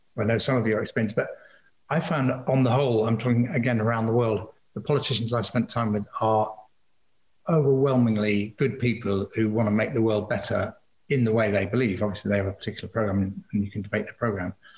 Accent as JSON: {"language": "English", "town": "Liverpool", "region": "North West England", "country": "United Kingdom", "tie": "born or raised there", "moved": "yes", "said": "my hometown of Liverpool"}